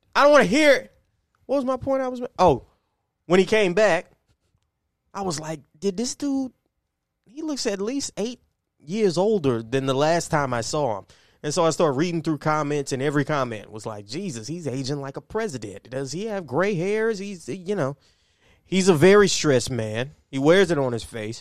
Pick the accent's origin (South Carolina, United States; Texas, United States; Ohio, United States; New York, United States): Texas, United States; Port Arthur; We're from Port Arthur, Texas